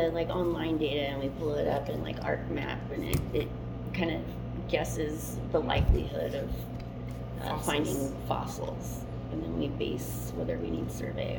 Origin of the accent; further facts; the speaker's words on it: Las Vegas, Nevada, United States; I was born and raised in Las Vegas.